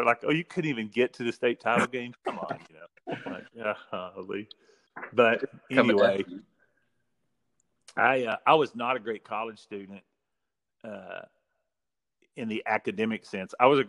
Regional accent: Iraan, Texas, United States; I'm from Ira and Texas. Yep. My parents kind of moved around for a while, but that's kind of where we settled. And so I grew up hardcore football, hardcore.

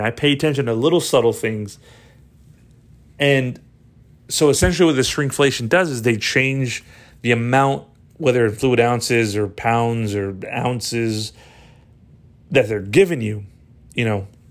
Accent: Texas, United States; my home state, you know, Texas

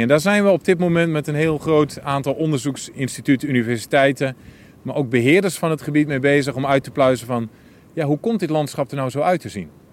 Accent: Twente, Overijssel, Netherlands; ik als Twentenaar

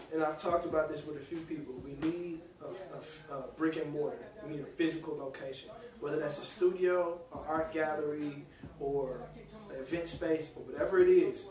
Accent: Nashville, Tennessee, United States; I'm a kid from Nashville

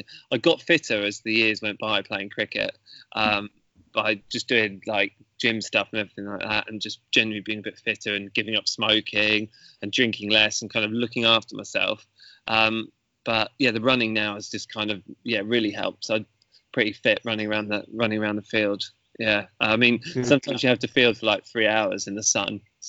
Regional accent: Petersfield, South East England, United Kingdom; also born or lived in Mansfield, Nottinghamshire; I was born up in Mansfield in Nottinghamshire, where a lot of my mum's family were. Most of my family are Irish, but I've lived in Petersfield or nearby for pretty much most of my life, really. So, okay. Yeah. So British and Irish.

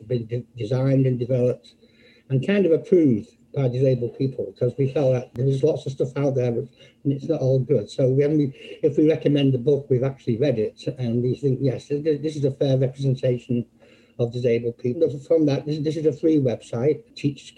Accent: Manchester, North West England, United Kingdom; moved away as an adult; also born or lived in Birmingham; now in Philadelphia, United States; I'm not from America. I'm actually from England, from Manchester, England.

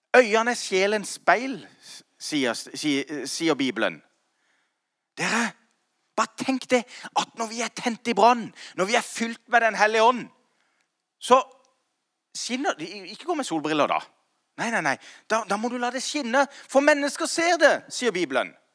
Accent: Kristiansand, Agder, Norway; now in Grimstad, Norway; jeg kom fra Slettheia. Og, og, og, jeg er født og oppvokst i en relativt eh, vanlig, eh, ikke så kirkevanlig eh, hjem

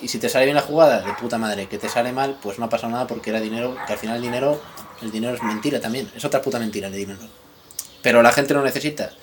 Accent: Spain; los españoles que no tenemos ni puta idea de inglés

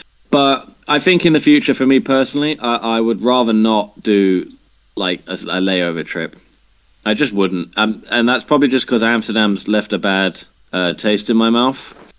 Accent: England, United Kingdom; I guess as an English person, you just expect rain and then expect cold.

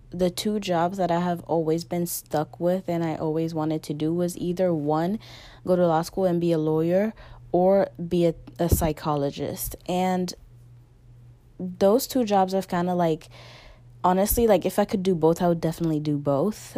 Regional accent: Guinea; moved away; my original country, my home country is Guinea

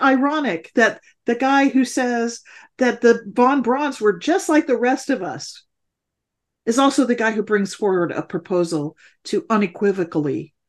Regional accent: Alabama, United States; growing up in Alabama, I learned to do the opposite thing, to not say my piece mm-hmm. in this state.

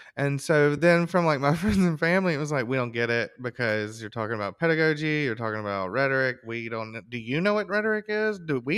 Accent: Alabama, United States; I grew up in Alabama, right? And so a lot of the guests that I want to talk to sometimes have a connection to there

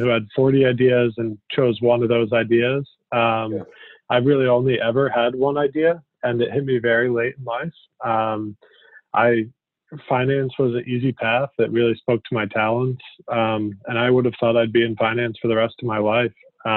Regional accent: Connecticut, United States; moved away as an adult; also born or lived in Vermont / New York; I grew up in Connecticut

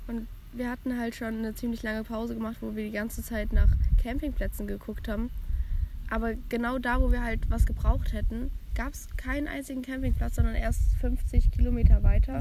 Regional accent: village near Frankfurt, Hesse, Germany; das Dorf, wo ich herkomme

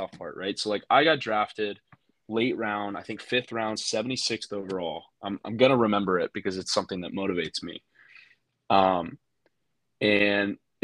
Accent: Texas, United States; I'm from Texas.

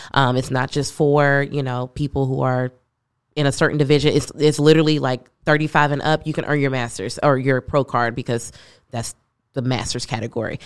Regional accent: Louisville, Kentucky, United States; also born or lived in Cincinnati, Ohio; now in Austin, United States; I am originally from Louisville, Kentucky, moved to Cincinnati, Ohio, and then came here last month.

